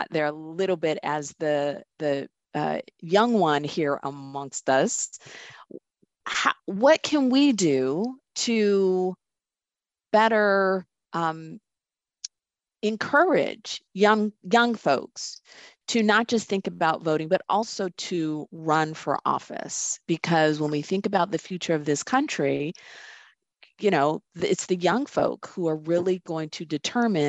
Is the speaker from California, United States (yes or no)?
yes; Southern California, United States; moved away as an adult; also born or lived in Greensboro; I grew up in Southern California